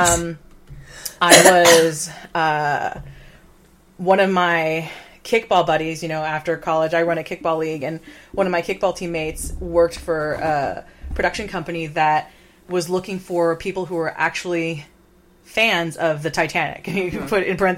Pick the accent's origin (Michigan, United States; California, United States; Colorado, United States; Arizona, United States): California, United States; Fullerton; my hometown of Fullerton, California